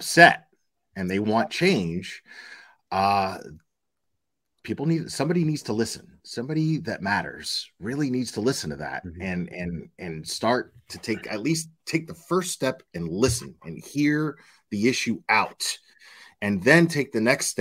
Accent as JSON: {"language": "English", "country": "United States", "said": "I'm here first and foremost as an American"}